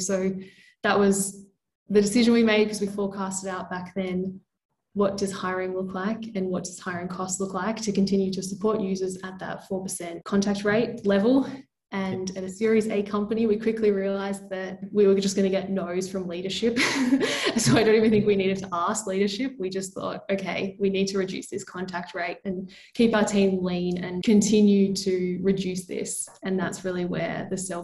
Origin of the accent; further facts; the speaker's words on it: Melbourne, Victoria, Australia; now in Lisbon, Portugal; Based in beautiful Lisbon, but I'm from Melbourne originally.